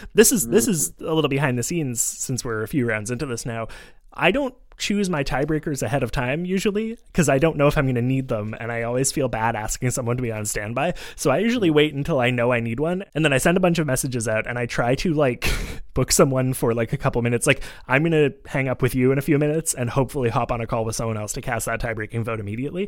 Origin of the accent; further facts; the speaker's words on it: Montreal, Quebec, Canada; a kid growing up in Montreal